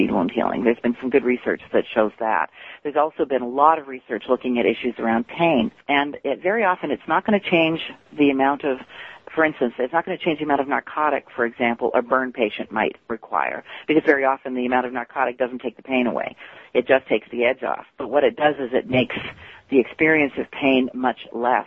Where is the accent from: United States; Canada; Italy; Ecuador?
Canada; I'm actually Canadian